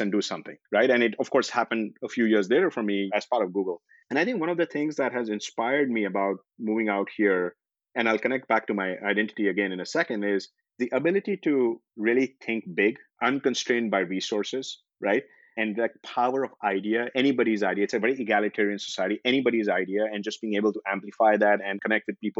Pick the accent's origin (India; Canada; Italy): India; moved away as an adult; also born or lived in Singapore / Bangalore; now in United States; I grew up in India